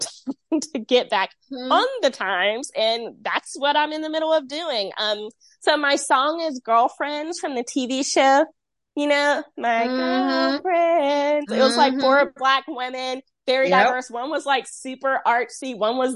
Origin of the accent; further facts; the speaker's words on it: Rocky Mount, North Carolina, United States; I'm from Rocky Mount.